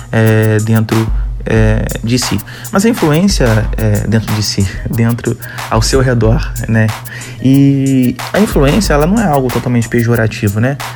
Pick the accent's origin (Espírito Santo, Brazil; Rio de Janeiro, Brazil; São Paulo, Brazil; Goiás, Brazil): Rio de Janeiro, Brazil; accent: carioca; Eu tava bem mais puxado meu sotaque carioca.